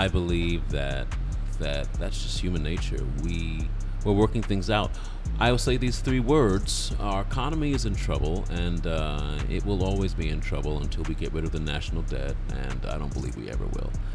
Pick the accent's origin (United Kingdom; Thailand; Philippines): United Kingdom; now in United States; I'm British.